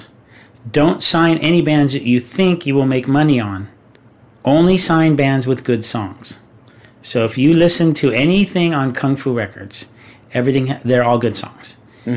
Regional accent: Orange County, California, United States; I'm from Orange County

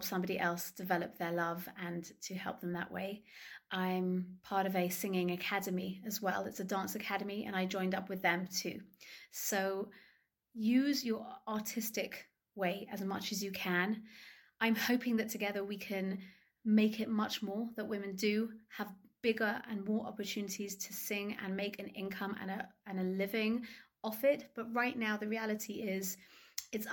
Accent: London, United Kingdom; moved away as an adult; now in Ramat Beit Shemesh, Israel; I'm originally from London, England, but I now live in Israel.

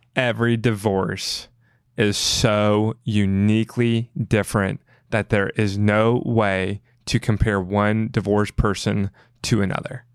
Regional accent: the South, United States; I grew up in the South

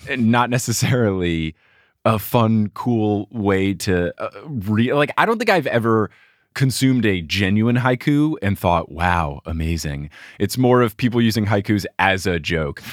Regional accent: United States

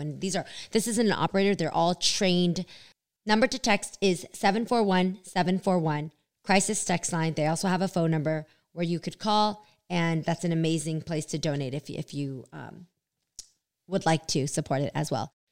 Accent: Bay Area, California, United States; we're from the Bay

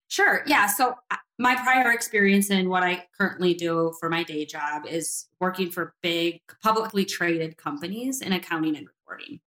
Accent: Northern Michigan, United States; moved away; I am from Northern Michigan

